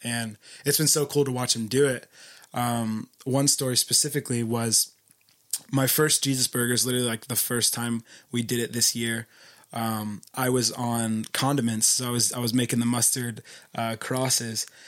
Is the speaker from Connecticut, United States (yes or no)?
no; Philadelphia, Pennsylvania, United States; moved away as an adult; now in Isla Vista, United States; I'm from Philadelphia originally